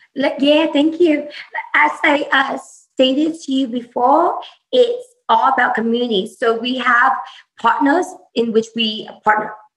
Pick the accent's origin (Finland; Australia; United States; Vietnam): Vietnam; moved away; vietnam my home country